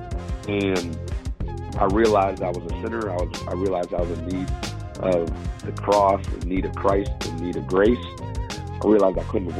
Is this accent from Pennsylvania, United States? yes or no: yes; Pittsburgh, Pennsylvania, United States; I grew up in Pittsburgh.